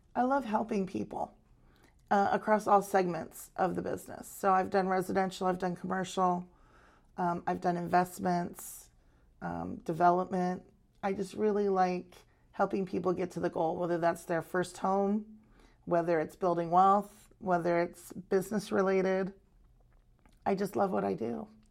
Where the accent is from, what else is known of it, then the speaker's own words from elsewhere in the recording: Arizona, United States; moved away as an adult; now in Maui, United States; I grew up on the mainland in Arizona